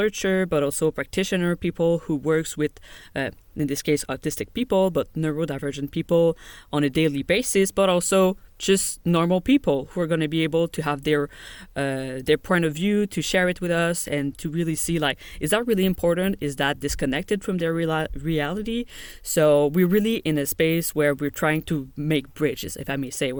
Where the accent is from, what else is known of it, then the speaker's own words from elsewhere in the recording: Montreal, Quebec, Canada; I grew up in Canada, in Montreal, Quebec.